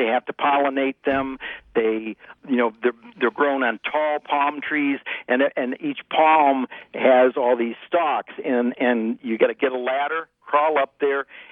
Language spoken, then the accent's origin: English; Ohio, United States; growing up in Ohio